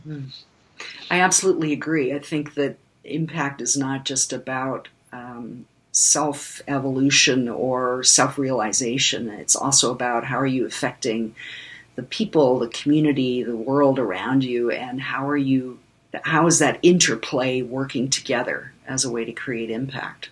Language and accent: English; Canada; also born or lived in Germany / United States; I was one year old when we moved to Canada